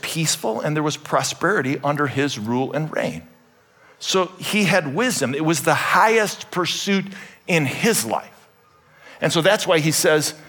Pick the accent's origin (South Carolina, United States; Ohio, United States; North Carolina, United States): Ohio, United States; Cleveland; I was born in Cleveland, Ohio, on the western side of the suburbs